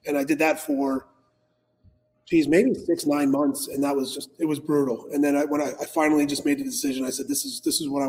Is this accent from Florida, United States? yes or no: yes; Coral Springs, Florida, United States; also born or lived in California / Parkland, Florida / Boca Raton, Florida / Delray Beach, Florida; Originally from California, but just as a baby. So my family was out there, moved out to Florida when I was 6 months old. And I've been in Coral Springs actually since I was a baby.